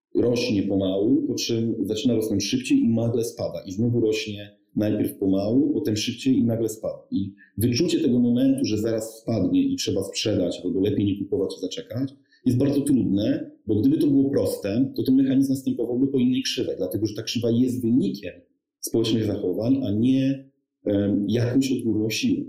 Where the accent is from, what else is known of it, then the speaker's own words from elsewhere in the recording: Lower Silesian Voivodeship, Poland; Ja pochodzę z Dolnego Śląska, studiowałem w Wrocławiu